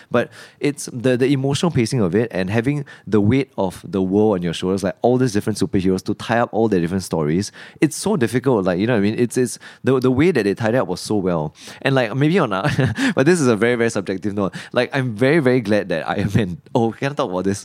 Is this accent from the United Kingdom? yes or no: no; Singapore; growing up in Singapore